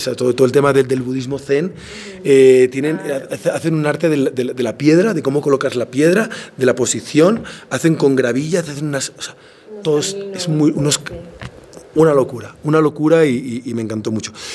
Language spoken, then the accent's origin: Spanish; Palma, Balearic Islands, Spain; moved away as an adult; now in Quito, Ecuador; es mi tierra, es donde nací, donde, donde viví hasta los 20 años